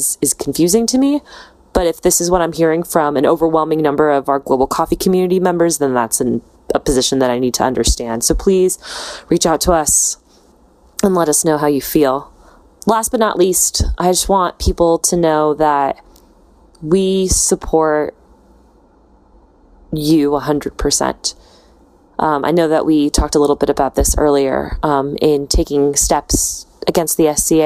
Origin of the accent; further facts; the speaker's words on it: United States; We're American.